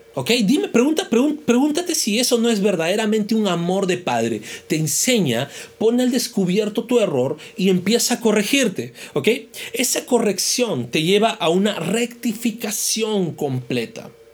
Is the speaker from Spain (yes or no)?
no; Peru; como peruanos celebramos el Día de la Música Criolla